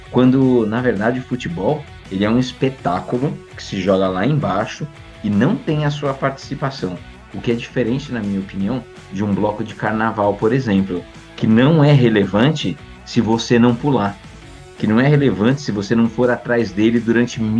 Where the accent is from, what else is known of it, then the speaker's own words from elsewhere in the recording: São Paulo, Brazil; paulista e paulistano eu não escolhi, né? Mas São Paulino